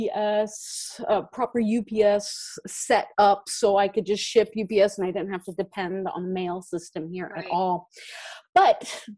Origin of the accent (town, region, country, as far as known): California, United States; moved away as an adult; now in Norway